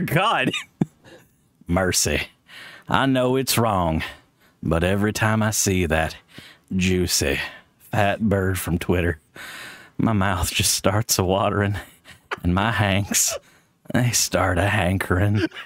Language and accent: English; Pensacola, Florida, United States; I grew up in Pensacola. That's tourist South